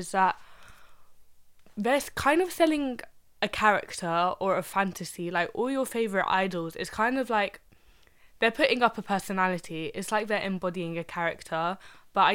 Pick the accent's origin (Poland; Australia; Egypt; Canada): Egypt; moved away; I'm from Egypt